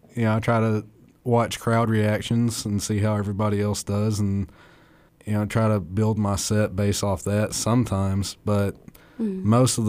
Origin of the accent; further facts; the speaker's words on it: East Limestone, Alabama, United States; East Limestone, Alabama. Born in Athens and went to school in East Limestone.